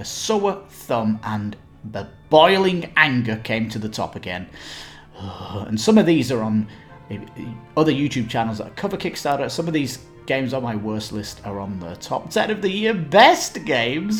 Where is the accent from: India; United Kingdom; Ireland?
Ireland; I am Irish